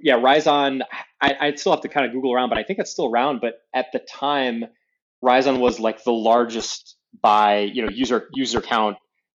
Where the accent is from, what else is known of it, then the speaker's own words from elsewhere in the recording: Dearborn, Michigan, United States; Yep. Yeah, I grew up in Dearborn, Michigan.